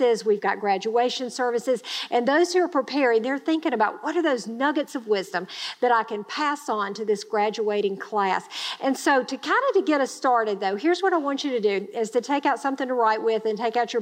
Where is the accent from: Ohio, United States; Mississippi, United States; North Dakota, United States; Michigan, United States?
Mississippi, United States; Grenada; I grew up in Grenada, Mississippi. It's a small town in Mississippi.